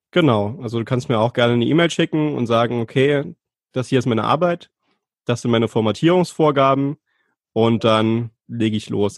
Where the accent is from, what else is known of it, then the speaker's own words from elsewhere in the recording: Saarland, Germany; Ich komme aus dem Saarland, wohne in der Nähe von Saarbrücken